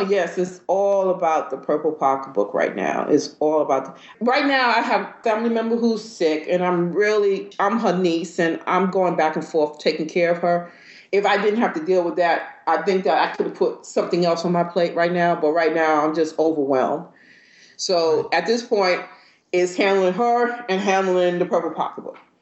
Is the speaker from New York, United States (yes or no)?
yes; New York, United States; moved away; also born or lived in Georgia; I'm from New York